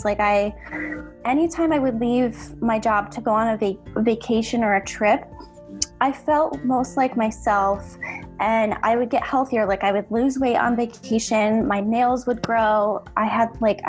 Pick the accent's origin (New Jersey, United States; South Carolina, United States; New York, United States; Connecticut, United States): Connecticut, United States; moved away as an adult; now in Valencia, Spain; currently I am based in Valencia, Spain, but I'm originally from Connecticut, USA.